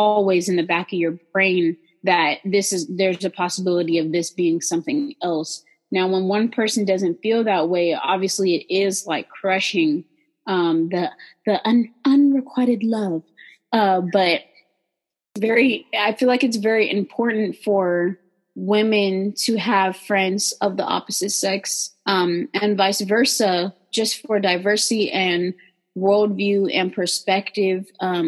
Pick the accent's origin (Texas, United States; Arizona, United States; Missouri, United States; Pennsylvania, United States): Texas, United States; I'm from Texan.